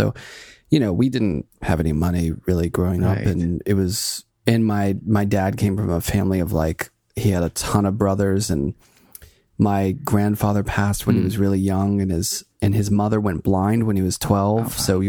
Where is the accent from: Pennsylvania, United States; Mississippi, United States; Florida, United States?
Pennsylvania, United States; Pittsburgh; I grew up in Pittsburgh and right down the street from me, about a block and a half, was an artist.